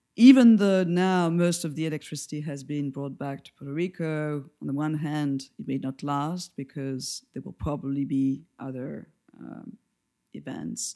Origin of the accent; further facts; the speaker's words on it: France; accent: French; English is a second language; moved away as an adult; now in New York, United States; where I come from geographically is from France, as everybody will probably guess, for my accent